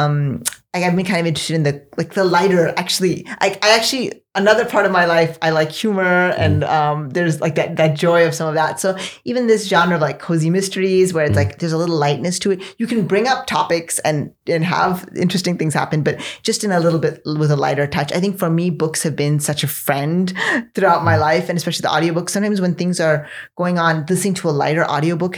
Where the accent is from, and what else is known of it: United States; born or raised there